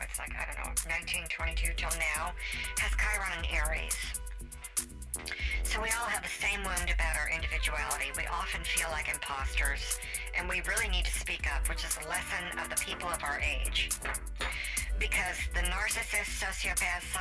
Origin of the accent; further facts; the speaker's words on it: Las Vegas, Nevada, United States; I'm from Vegas.